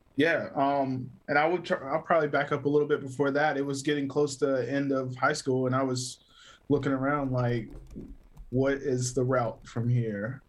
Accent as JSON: {"language": "English", "town": "Greer", "region": "South Carolina", "country": "United States", "tie": "born or raised there", "also_born_or_lived": "Taylors, South Carolina", "said": "originally born and raised in South Carolina. Um, Greer, Greer to be exact, like Taylor's area"}